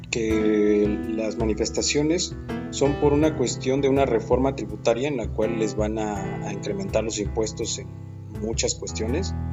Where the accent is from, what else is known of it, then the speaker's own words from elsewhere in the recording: Mexico; Como mexicanos, sí, todos nos quejamos y todo, todo se lo delegamos al gobierno